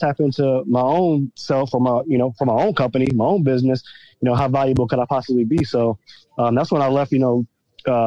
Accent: Virginia Beach, Virginia, United States; I'm from Virginia Beach, Virginia

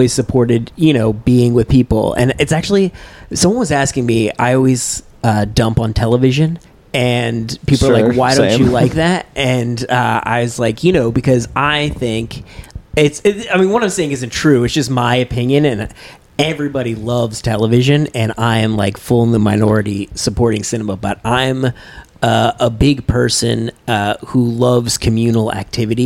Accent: North Shore of Massachusetts, United States; now in New York City, United States; I grew up on the North Shore of Massachusetts

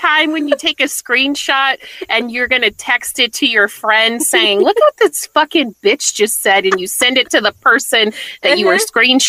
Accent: Topeka, Kansas, United States; moved away as an adult; also born or lived in North Carolina; So I was 21, living in my hometown of Topeka, Kansas.

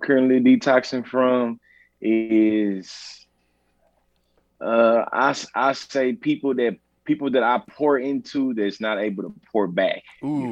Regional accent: Bryan, Texas, United States; I'm born and raised in Texas

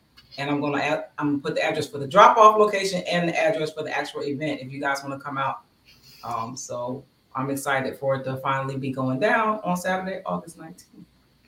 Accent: Bristol, Pennsylvania, United States; my hometown of Bristol, Pennsylvania

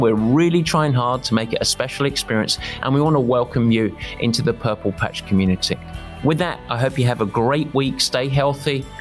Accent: England, United Kingdom; also born or lived in north of San Francisco, California; now in San Francisco area, United States; I'm English. I'm used to the nasty weather. But now I'm a California boy

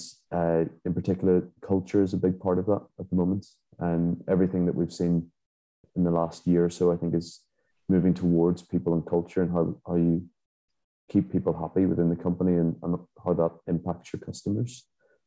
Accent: Belfast, Northern Ireland, United Kingdom; also born or lived in England / Scotland / Dubai / Abu Dhabi; now in Hungary; I'm originally from Belfast, Northern Ireland, but I've lived abroad for many years.

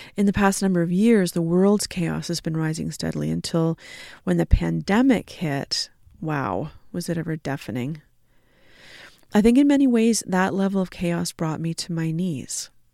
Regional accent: Canada; being Canadian settler folks

